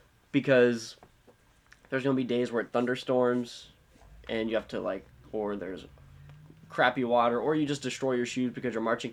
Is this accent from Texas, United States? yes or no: yes; San Antonio, Texas, United States; San Antonio, mm-hmm. DCI is my hometown.